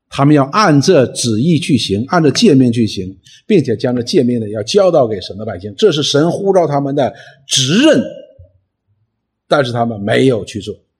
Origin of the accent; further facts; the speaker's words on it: China; 我们中国人所说的除恶务尽